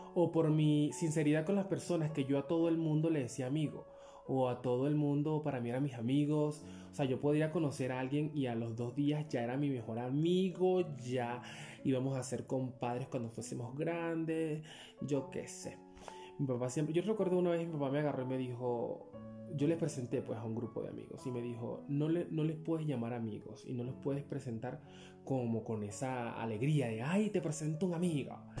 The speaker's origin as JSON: {"language": "Spanish", "town": "Upata", "region": "Bolívar", "country": "Venezuela", "tie": "born or raised there", "also_born_or_lived": "El Palmar, Bolívar, Venezuela", "moved": "as an adult", "said": "nos mudamos de mi pueblo de nacimiento, que es el Palmar Estado Bolívar, Venezuela. Nos mudamos desde ese pueblo hasta la ciudad de Upata, donde desde los 8 años viví yo en Upata, hasta los 27 que emigré"}